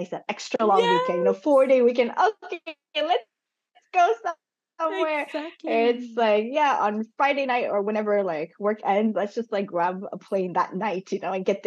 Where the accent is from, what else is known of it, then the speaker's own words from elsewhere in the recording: Montreal, Quebec, Canada; also born or lived in Hong Kong / Macau / Toronto; born in Hong Kong, but I actually never lived there. After I was born, I went to Macau, and then when I was 4 and a half, we moved to Canada, to Toronto first, and then to Montreal. And so most of my life has been in Montreal.